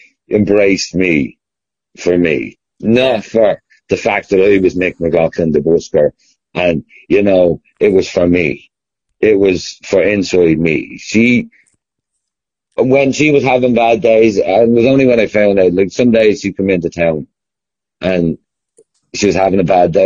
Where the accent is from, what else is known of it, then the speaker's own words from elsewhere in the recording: Dublin, Leinster, Ireland; I'm from Dublin and I know I'm a Dublin supporter